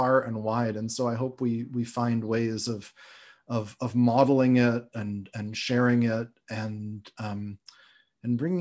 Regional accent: Canada; now in United States; as a Canadian

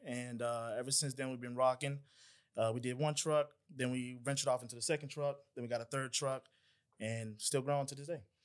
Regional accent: Atlanta, Georgia, United States; also born or lived in Decatur, Georgia; I'm from Atlanta, from Clayton County

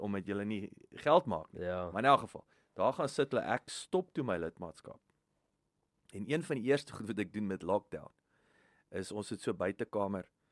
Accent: Riebeeckstad, Free State, South Africa; moved away; ek het in Riebeekstad groot geword, 10 minute van Welkom

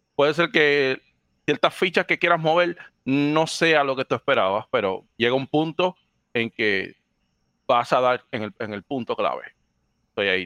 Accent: Dominican Republic; accent: Dominican; also born or lived in Puerto Rico; now in Florida, United States; soy natural de República Dominicana. viví en Puerto Rico 10 años

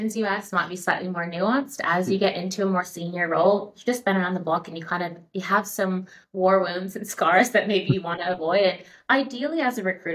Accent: United States; moved away as an adult; also born or lived in San Francisco; now in Australia; I am American

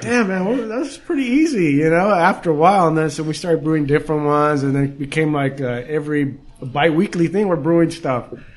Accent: Downey, California, United States; now in Whittier, United States; So we grew up in Downey

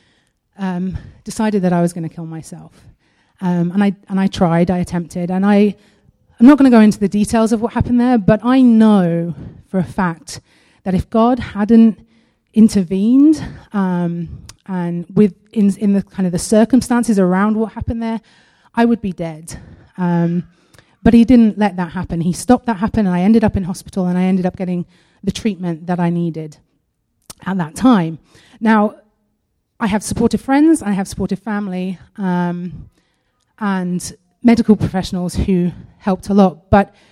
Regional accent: United Kingdom

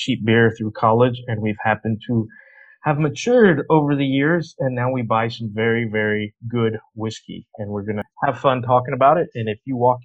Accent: Texas, United States; We are two dudes from Texas, grew up knowing each other pretty well, same city

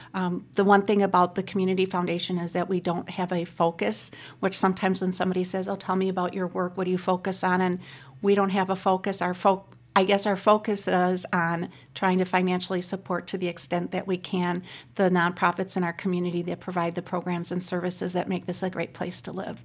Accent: Racine, Wisconsin, United States; also born or lived in Milwaukee; I'm born and raised in Racine

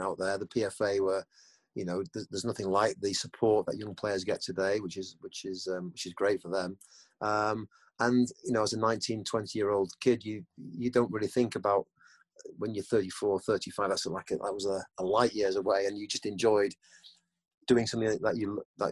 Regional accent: England, United Kingdom; also born or lived in Germany; Craig and I, obviously, we came back to England when I was probably 7 or 8 years old

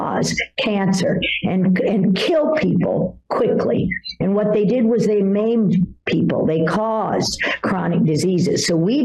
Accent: Washington, District of Columbia, United States; I grew up in Washington, D.C. after my parents divorced when I was 10 years old in 1968

